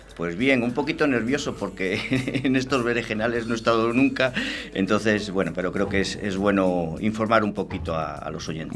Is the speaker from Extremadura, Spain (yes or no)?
yes; Extremadura, Spain; moved away as an adult; now in Valladolid, Spain; yo soy extremeño, claro, yo llevo ocho años aquí en Valladolid